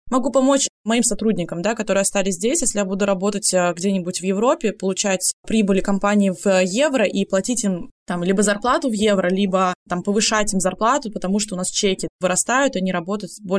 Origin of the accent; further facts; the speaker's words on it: Tomsk, Tomsk Oblast, Russia; now in Moscow, Russia; Я уехала из Томска, зачем мне возвращаться обратно? Поэтому я остаюсь пока что в Москве.